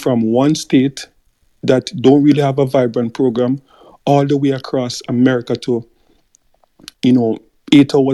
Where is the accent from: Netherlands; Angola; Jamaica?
Jamaica